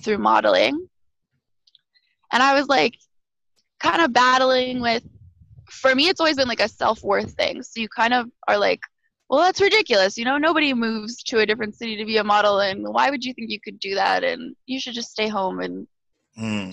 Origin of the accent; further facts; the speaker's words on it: Alberta, Canada; moved away as an adult; now in Montreal, Canada; I am a born and raised Alberta girl